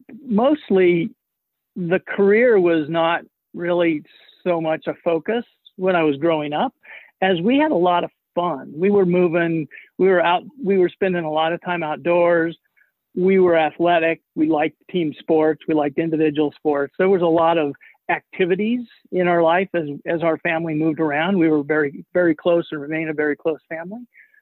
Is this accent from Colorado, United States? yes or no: yes; Boulder, Colorado, United States; born there; also born or lived in Los Alamos; I'm not surprised you got that impression because we lived in Los Alamos a lot. But I was actually born in Boulder, Colorado.